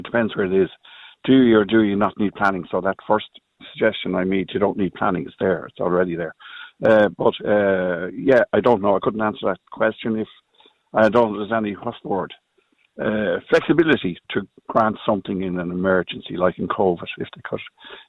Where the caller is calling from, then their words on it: Skerries, Leinster, Ireland; I'm living in Skerries. I'm calling you from Red Island here.